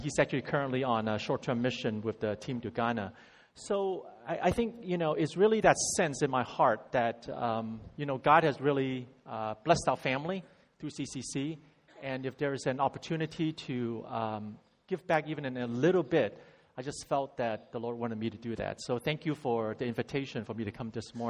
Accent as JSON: {"language": "English", "area": "San Francisco Bay Area", "region": "California", "country": "United States", "tie": "born or raised there", "also_born_or_lived": "Hong Kong", "said": "I went to the States when I was 10 from Hong Kong and grew up in the San Francisco Bay Area"}